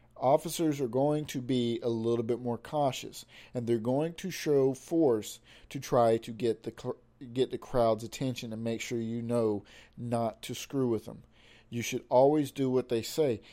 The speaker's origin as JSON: {"language": "English", "country": "United States", "tie": "born or raised there", "said": "I was born and raised here in America"}